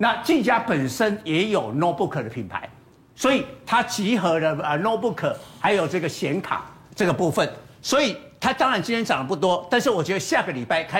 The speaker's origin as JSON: {"language": "Chinese", "country": "Taiwan", "said": "那台湾不是啊，台湾是出口，我们是美国的供应链。"}